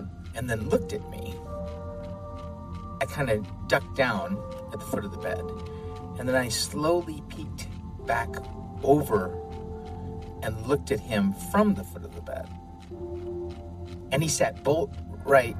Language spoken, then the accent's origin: English; Midwest, United States; Growing up in the Midwest